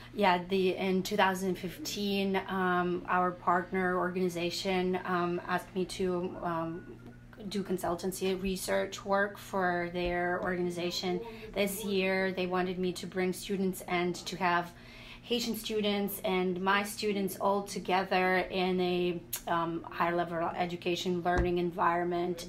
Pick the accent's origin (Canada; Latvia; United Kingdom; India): Latvia; now in United States; I'm originally from Latvia